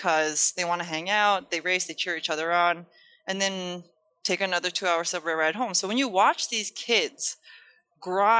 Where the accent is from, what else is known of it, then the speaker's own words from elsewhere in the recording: New York, United States; also born or lived in Japan / Queens; now in Charlotte, United States; I was born in Japan, raised in New York